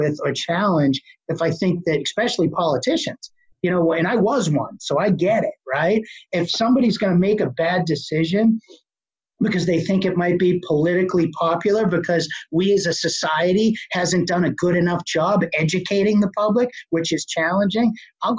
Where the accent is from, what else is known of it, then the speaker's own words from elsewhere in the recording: Boston, Massachusetts, United States; accent: Boston; I still have a horrible Boston accent